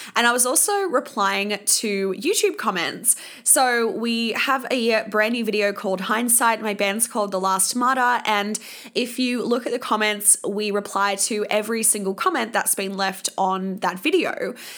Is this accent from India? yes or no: no; Sydney, New South Wales, Australia; moved away; my hometown